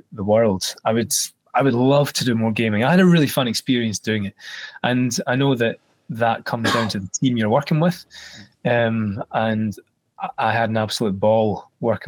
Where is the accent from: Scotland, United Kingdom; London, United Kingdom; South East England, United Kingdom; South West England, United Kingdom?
Scotland, United Kingdom; especially being Scottish